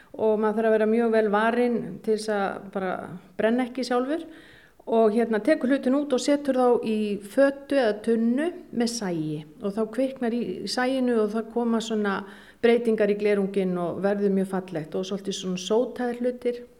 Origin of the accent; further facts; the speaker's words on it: Akureyri, Northeastern Region, Iceland; moved away as an adult; also born or lived in Denmark; minni benskugötu